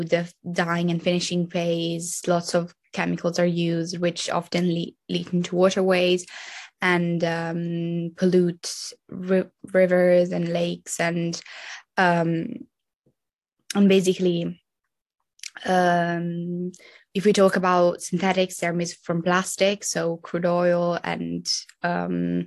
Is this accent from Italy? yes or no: yes; Italy; I'm 20. I'm from Italy